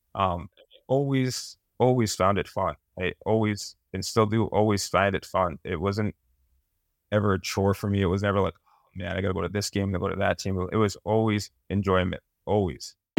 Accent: Massachusetts, United States; born or raised there

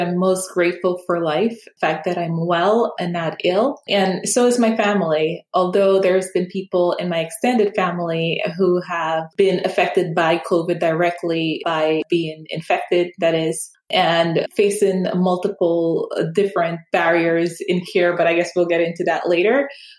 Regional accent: New York, United States; And have pretty much grown up here. So everything that I know is based on my lived experience as a New Yorker

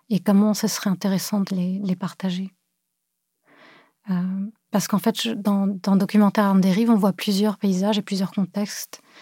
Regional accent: Cameroon; also born or lived in Beirut / France; now in Montreal, Canada; euh, je suis une artiste en art visuel. Je suis née à Beyrouth. Euh, j'ai grandi au Cameroun, en France.

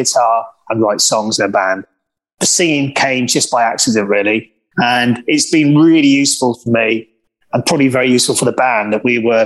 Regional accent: South Wales, United Kingdom; moved away as an adult; also born or lived in London; when I first met John and we were growing up in South Wales

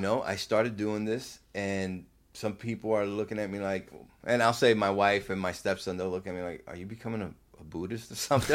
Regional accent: New Jersey, United States; moved away; also born or lived in Puerto Rico; I'm from Jersey

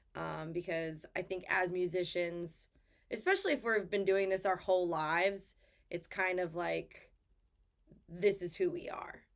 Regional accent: Lakeville, Massachusetts, United States; also born or lived in Nashville; it is my hometown

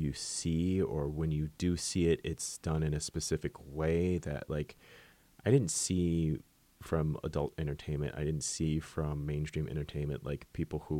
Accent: San Francisco, California, United States; growing up in San Francisco

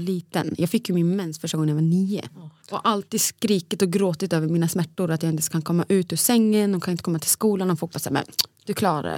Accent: Sweden; moved away as an adult; also born or lived in Borås; now in Stockholm, Sweden; den spralliga tjejen från Borlänge

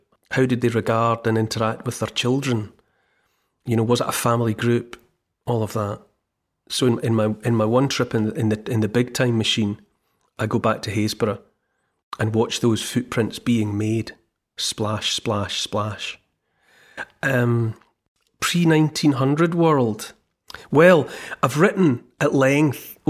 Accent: United Kingdom; also born or lived in Scotland; when I was growing up in Britain

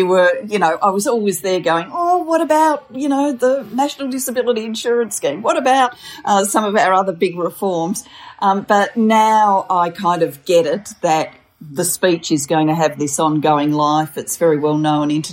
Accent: Australia; also born or lived in Wales; I was born in Wales. My parents decided to migrate to Australia when I was a four-year-old and my sister was a seven-year-old

